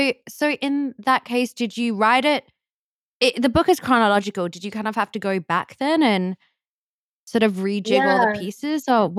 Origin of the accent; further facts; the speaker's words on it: Australia; now in New York, United States; I'm from Australia and I grew up with that.